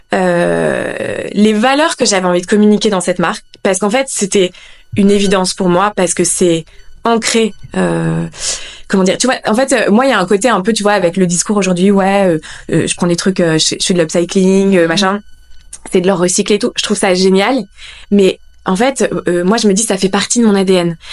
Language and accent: French; Lille, Hauts-de-France, France; moved away as an adult; also born or lived in Paris; je suis originaire de Lille